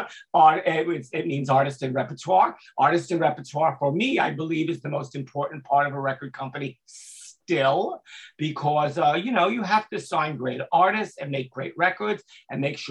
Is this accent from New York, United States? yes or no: yes; New York City, New York, United States; I was a young kid growing up in Brooklyn